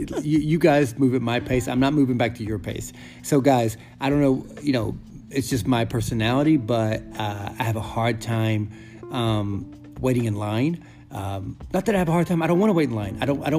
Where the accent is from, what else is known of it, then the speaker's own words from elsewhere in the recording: the South, United States; I mean, I was born and raised in the South, so I'm definitely a Southern.